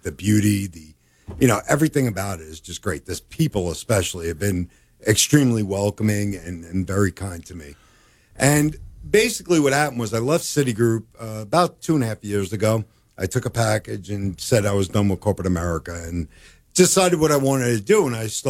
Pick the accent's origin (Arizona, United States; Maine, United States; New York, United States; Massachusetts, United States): New York, United States; New York City; moved away as an adult; now in Columbia Falls, United States; I was born and raised in Brooklyn and Staten Island in New York City.